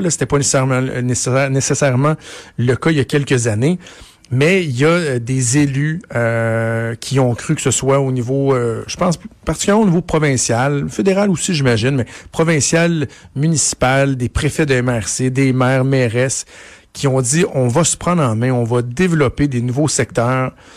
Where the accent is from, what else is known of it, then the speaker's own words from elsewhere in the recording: Laval, Quebec, Canada; also born or lived in LaSalle, Montreal; je suis né à Ville-la-Salle, j'ai grandi à Laval